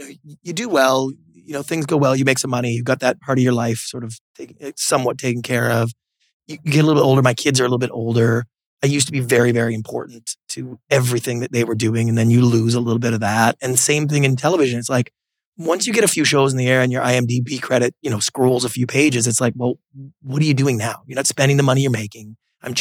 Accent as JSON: {"language": "English", "town": "Victoria", "region": "British Columbia", "country": "Canada", "tie": "born or raised there", "moved": "as an adult", "lives_now": "Los Angeles, United States", "said": "growing up in Canada"}